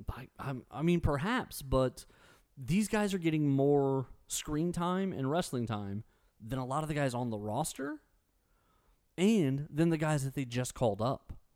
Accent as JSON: {"language": "English", "country": "United States", "said": "As an American"}